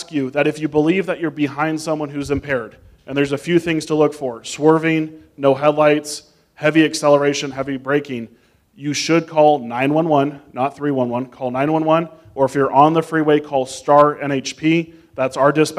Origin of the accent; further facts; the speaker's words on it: Las Vegas, Nevada, United States; someone who was born and raised in Las Vegas